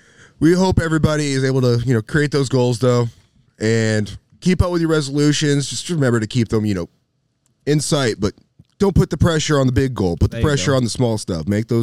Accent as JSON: {"language": "English", "area": "Rockdale County", "region": "Georgia", "country": "United States", "tie": "born or raised there", "said": "I'm not from Alabama. I was born in Rockdale County."}